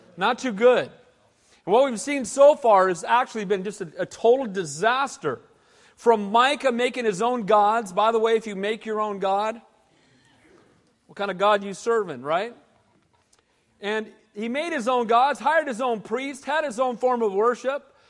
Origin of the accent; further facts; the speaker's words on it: United States; I'm an American, and I'm glad to be one